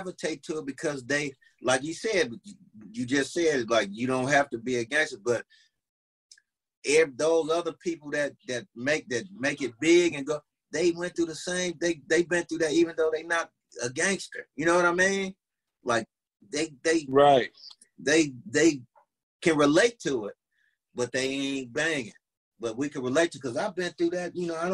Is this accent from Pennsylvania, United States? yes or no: no; Long Beach, California, United States; also born or lived in Compton; I'm from Long Beach. But I was born and raised around this shit